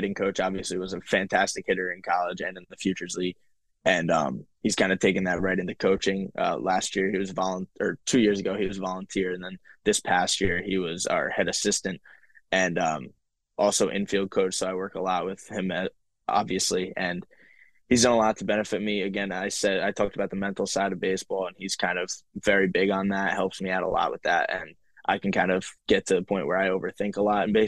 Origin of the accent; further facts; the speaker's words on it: Jefferson Township, New Jersey, United States; moved away as an adult; back in my hometown, which I don't get to go to too often anymore